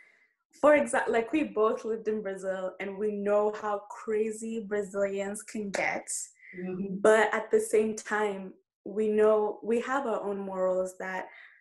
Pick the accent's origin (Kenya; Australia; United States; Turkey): Kenya; moved away; when I go back home, I feel like I'm not Kenyan enough